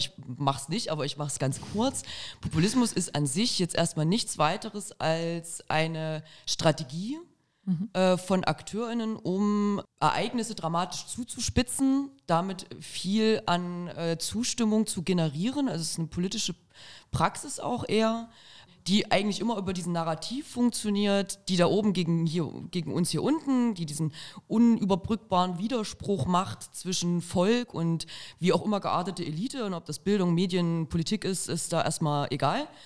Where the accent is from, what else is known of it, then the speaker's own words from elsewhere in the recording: Arnstadt, Thuringia, Germany; ich komme ja aus Arnstadt, schöne kleine Stadt in Thüringen